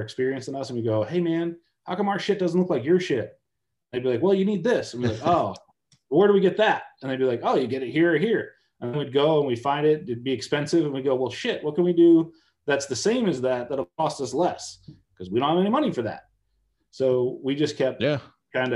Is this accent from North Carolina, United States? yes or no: no; Stafford Springs, Connecticut, United States; I grew up in Stafford Springs, which is where that movie was shot